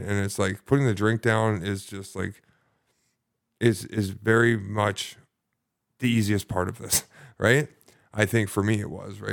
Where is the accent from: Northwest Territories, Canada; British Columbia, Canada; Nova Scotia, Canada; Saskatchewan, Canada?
British Columbia, Canada; Sidney; I grew up in, uh, lovely Sydney, British Columbia.